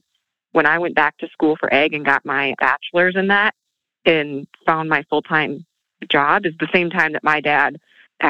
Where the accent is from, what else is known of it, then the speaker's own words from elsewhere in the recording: southern Minnesota, United States; came back in my hometown and worked in a beautiful salon